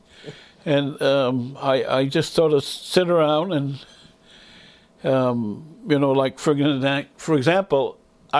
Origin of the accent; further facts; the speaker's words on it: Indian Township, Maine, United States; first language Passamaquoddy; English is a second language; We were all Passamaquoddy speakers. We were all, that was the primary language. We learned English as soon as we went to the school